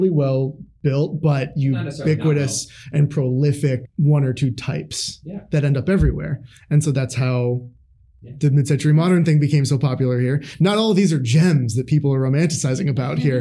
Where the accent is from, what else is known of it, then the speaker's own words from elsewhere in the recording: Pennsylvania, United States; moved away as an adult; now in Seattle, United States; where I grew up in Pennsylvania